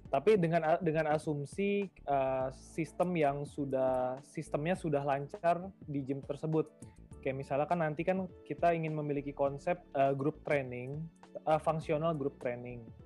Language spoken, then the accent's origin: Indonesian; Bengkulu, Indonesia; moved away; daerah kelahiran saya, itu di daerah Bengkulu